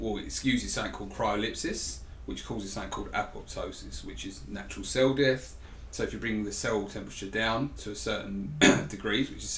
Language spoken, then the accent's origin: English; England, United Kingdom; accent: English; I am English, not Australian as well